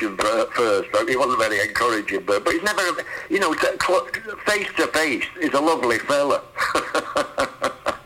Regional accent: Salford, North West England, United Kingdom; I'm from Salford

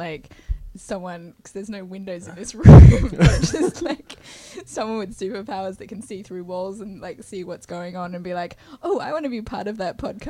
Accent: Australia; accent: Australian; now in San Francisco, United States; Because I'm Australian

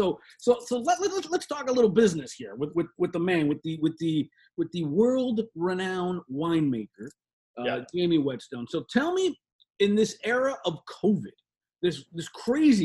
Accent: Southern California, United States; now in Florida, United States; I'm from Southern California originally, so I know about the fires and I know about the earthquakes

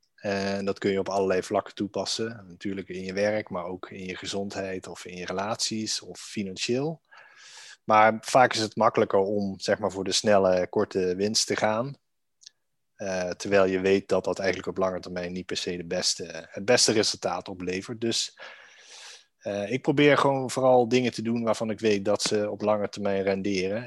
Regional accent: Maastricht, Limburg, Netherlands; now in Amsterdam, Netherlands; woon in Amsterdam met mijn vrouw en zoontje. Ehm, geboren in Maastricht

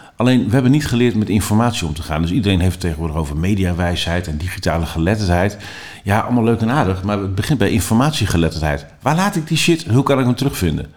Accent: Netherlands; Daar zijn wij als Nederlanders hartstikke goed

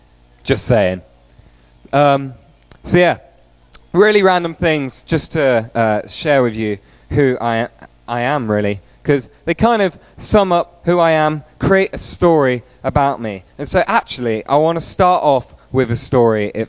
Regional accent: Peterborough, East of England, United Kingdom; moved away; also born or lived in Stoke-on-Trent / Ryde, Isle of Wight; So I was born and raised in Peterborough, but that's not the only place that I have lived in.

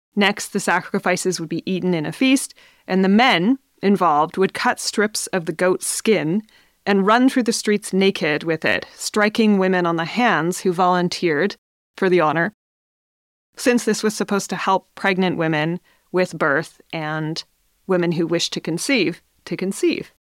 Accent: Smithers, British Columbia, Canada; here in Smithers in my hometown

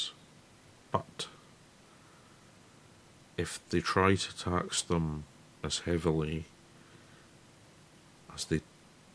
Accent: Scotland, United Kingdom; since I'm Scottish

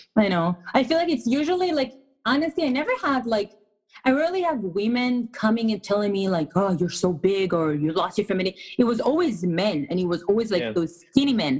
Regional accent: Israel; English is a second language; moved away as an adult; now in United States; I was born and raised in Israel. I moved to the States about 12 to 13 years ago

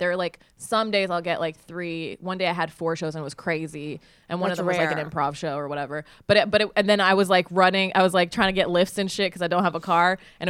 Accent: Utah, United States; also born or lived in Texas; now in Los Angeles, United States; my parents live in Utah. I was born in Texas, grew up in Utah.

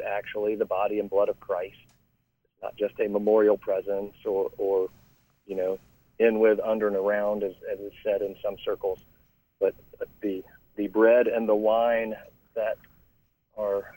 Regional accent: Raleigh, North Carolina, United States; moved away; served a curacy or a cure in a church in Raleigh, North Carolina, my hometown

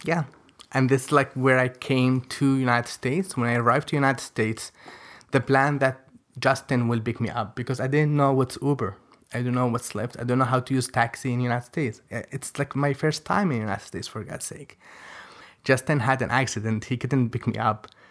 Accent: Yemen; English is a second language; moved away as an adult; also born or lived in Djibouti; we were the first Yemenis ever

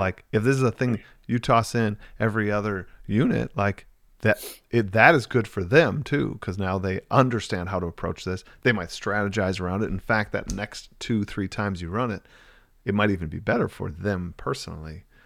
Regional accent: near Milwaukee, Wisconsin, United States; also born or lived in Cincinnati, United States; moved back to my hometown, which is about twenty minutes outside Milwaukee

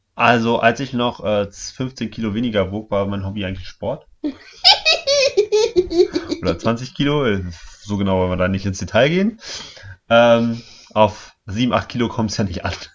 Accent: East Germany, Germany; Ich komme aus dem Osten, also nicht aus Sachsen, aber mein Vater kommt aus Sachsen

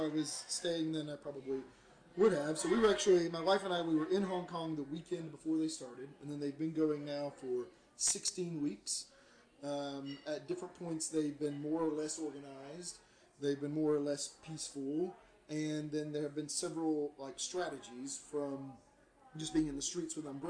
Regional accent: United States; as an American

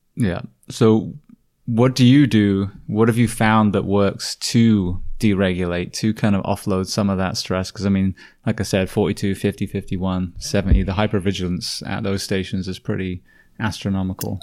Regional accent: United Kingdom; moved away; being a Brit

